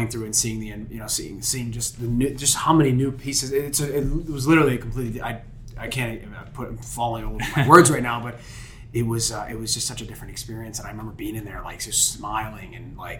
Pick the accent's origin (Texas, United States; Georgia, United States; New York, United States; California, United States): New York, United States; Niagara Falls; I grew up in Niagara Falls